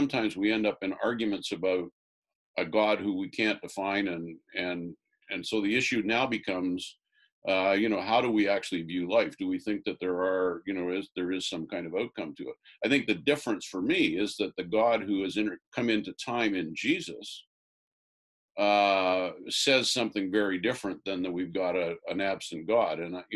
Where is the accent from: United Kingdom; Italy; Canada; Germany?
Canada; Orangeville, Ontario; Orangeville, my hometown